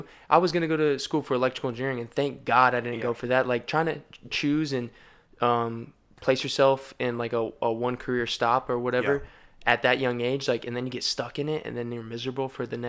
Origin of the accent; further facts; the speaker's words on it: Colorado, United States; born there; also born or lived in Tennessee / Orange County, California; because I was born in Colorado, you know, and then I lived in Tennessee, and then I moved to Orange County.